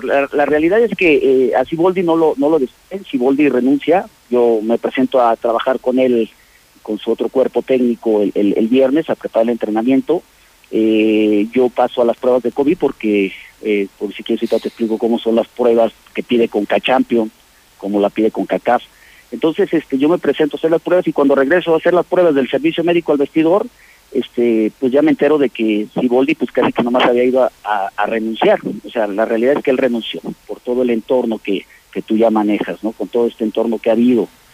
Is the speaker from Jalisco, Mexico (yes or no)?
no; Aguascalientes, Mexico; moved away; somos gente de Aguascalientes